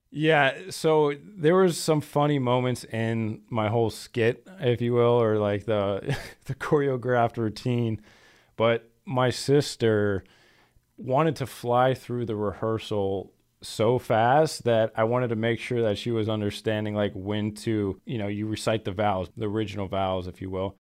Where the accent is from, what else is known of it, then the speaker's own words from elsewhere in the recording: Florida, United States; now in Green Bay, United States; I'm from Florida and it's a little standoffish.